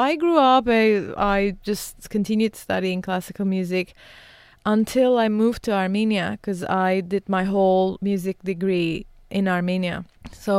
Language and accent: English; Beirut, Beirut Governorate, Lebanon; I was born in Beirut, as I mentioned, and I was born during the war.